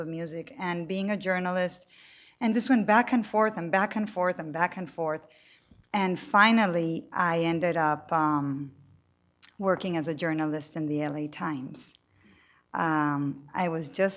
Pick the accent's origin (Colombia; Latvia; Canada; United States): Colombia; Cali, Valle del Cauca; I grew up in Colombia. I'm born and raised there.